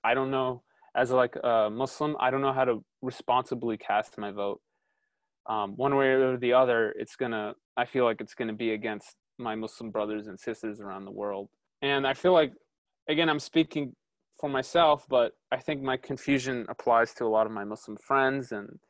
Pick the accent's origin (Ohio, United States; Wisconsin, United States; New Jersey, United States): Ohio, United States; Cleveland; born there; I was born in Cleveland. I've lived in the United States 99.9% of my life. I do consider myself American, but it feels like I still don't belong.